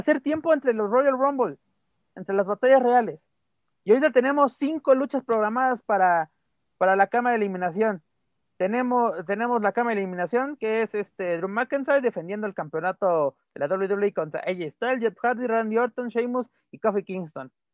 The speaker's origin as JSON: {"language": "Spanish", "country": "Mexico"}